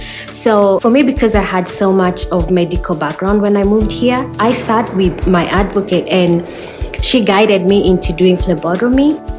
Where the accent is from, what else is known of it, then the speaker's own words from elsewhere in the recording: Nairobi, Kenya; moved away; I was looking for a home for me and my girls after we came from Nairobi.